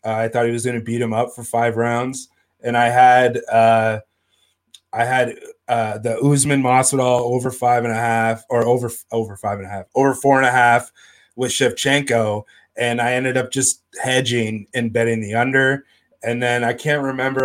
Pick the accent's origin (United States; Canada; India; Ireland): Canada; Northern Ontario; I'm from Northern Ontario